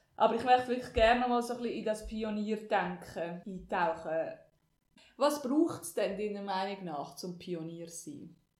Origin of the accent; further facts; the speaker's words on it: Switzerland; Wir sind als Zürcher und Basler sind wir eigentlich die Ausländer dort